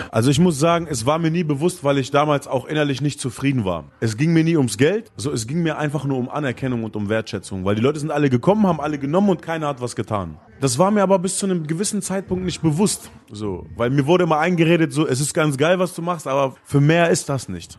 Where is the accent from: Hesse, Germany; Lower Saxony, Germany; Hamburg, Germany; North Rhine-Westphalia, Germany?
Lower Saxony, Germany; Gifhorn; in der Plattenkiste gearbeitet in Gifhorn, wo ich groß geworden bin